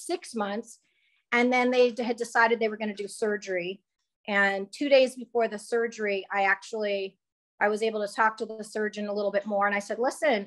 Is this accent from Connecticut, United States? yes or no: no; Edmond, Oklahoma, United States; I'm from Edmond, Oklahoma